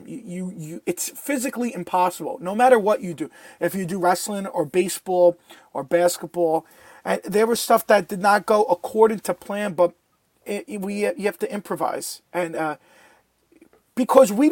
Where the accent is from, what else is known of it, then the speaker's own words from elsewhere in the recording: New York, United States; we're both from New York. We're both Italian.